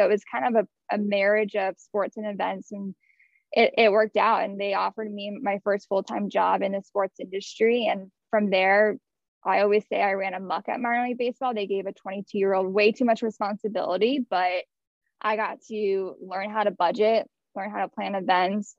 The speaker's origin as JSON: {"language": "English", "town": "Houston", "region": "Texas", "country": "United States", "tie": "born or raised there", "said": "I grew up in Houston, Texas"}